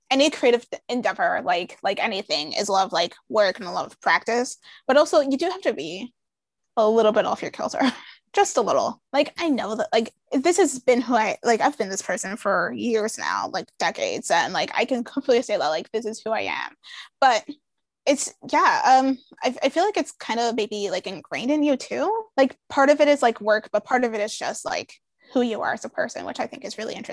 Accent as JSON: {"language": "English", "country": "Canada", "said": "I'm a Canadian millennial"}